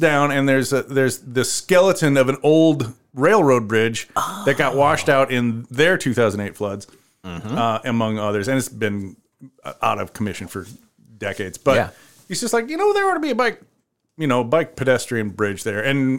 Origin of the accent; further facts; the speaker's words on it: Cedar Rapids, Iowa, United States; also born or lived in Minneapolis-Saint Paul, Minnesota; now in Decorah, United States; because you know I grew up in Cedar Rapids, and it was a place... to leave